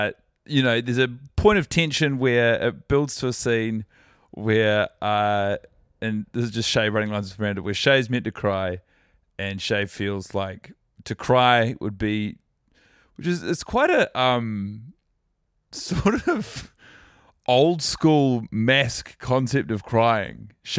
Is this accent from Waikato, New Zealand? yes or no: no; Christchurch, Canterbury, New Zealand; now in Auckland, New Zealand; I'm from Christchurch, but I'm an Aucklander.